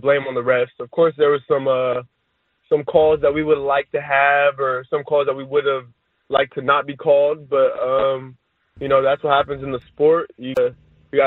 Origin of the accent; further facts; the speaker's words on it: California, United States; I was born in California. I was raised in California, and I've only lived in California